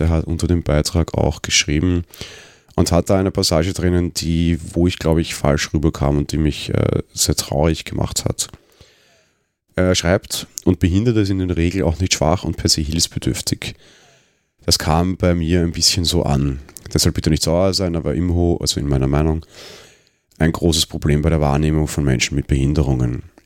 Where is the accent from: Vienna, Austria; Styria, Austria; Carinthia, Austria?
Vienna, Austria; als Wiener